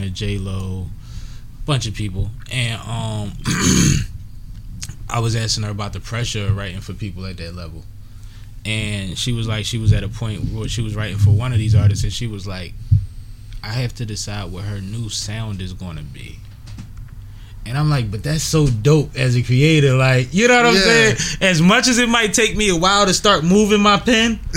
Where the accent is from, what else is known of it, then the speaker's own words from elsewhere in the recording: Philadelphia, Pennsylvania, United States; I'm from Uptown too